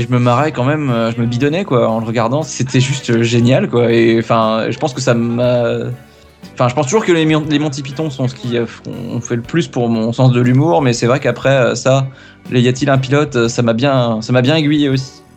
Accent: France; d'origine, d'origine, attention, je suis français

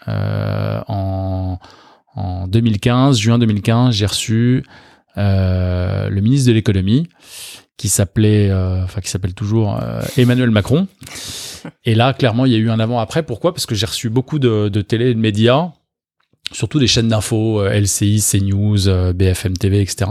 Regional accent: Neuilly-sur-Seine, Île-de-France, France; je suis né à Neuilly-sur-Seine il y a quelques années déjà

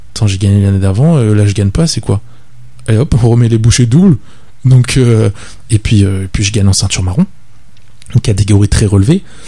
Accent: Le Tampon, Réunion; also born or lived in La Plaine-des-Cafres, Réunion; now in Saint-Denis, Réunion; j'habite à Saint-Denis maintenant. J'ai grandi au tampon. J'ai grandi au tampon.

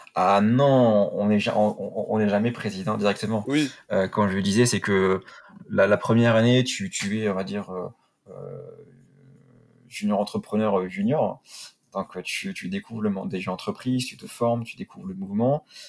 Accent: Perpignan, Occitania, France; moved away; also born or lived in Paris; chez moi à Perpignan

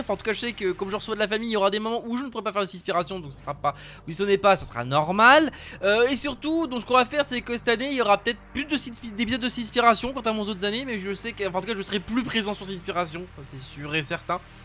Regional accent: France; chez nous en France

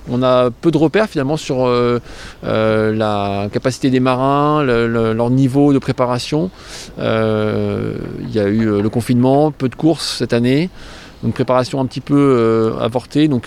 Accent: England, United Kingdom; je mettrai bien Alex euh, Hugo Boss parce que je suis anglaise.

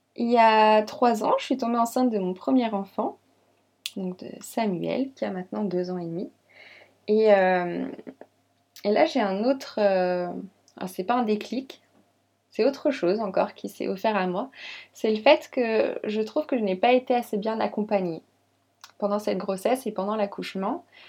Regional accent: Lyon, Auvergne-Rhône-Alpes, France; moved away as an adult; also born or lived in Champagne, near Reims; now in Reims area, France; Donc je suis née à Lyon. J'ai toujours habité dans la région Rhône-Alpes

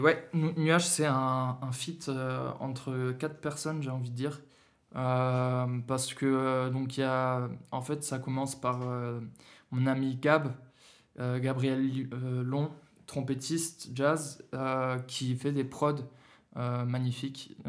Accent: Berlin, Germany; now in Lyon, France; j'ai grandi en Allemagne, j'ai grandi à, Berlin

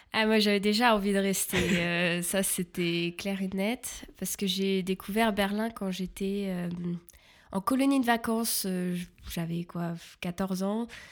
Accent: Paris region, Île-de-France, France; moved away as an adult; now in Germany; je viens de la région parisienne

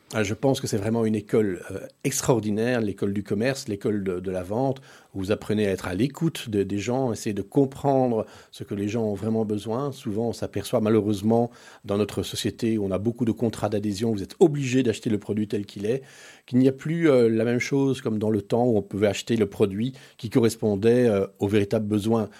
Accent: Brussels, Brussels-Capital Region, Belgium; also born or lived in Paris, France; nous sommes arrivés en Belgique en 1971

